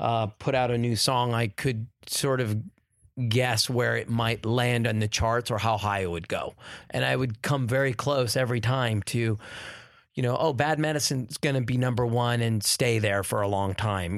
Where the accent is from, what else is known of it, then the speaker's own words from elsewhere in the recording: California, United States; Well, I grew up in the Valley, so I was a Valley boy, sort of near La Cañada, La Crescenta Valley area, Deep Valley.